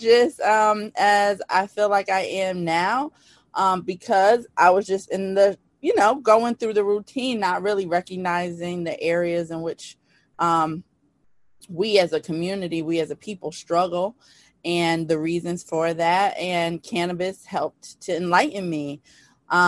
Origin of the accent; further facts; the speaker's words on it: New Haven, Connecticut, United States; I'm from New Haven, Connecticut